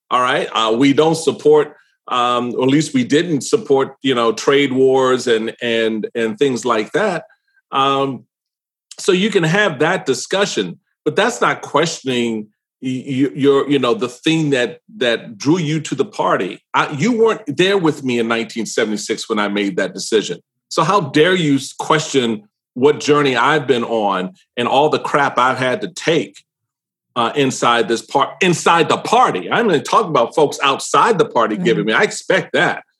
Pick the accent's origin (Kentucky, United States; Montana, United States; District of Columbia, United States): District of Columbia, United States; Washington; I grew up in Washington D.C.